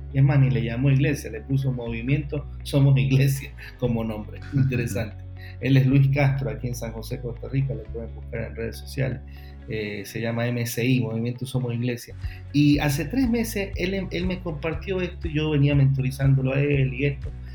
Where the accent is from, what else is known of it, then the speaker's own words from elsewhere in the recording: Ecuador; En mi país, en Ecuador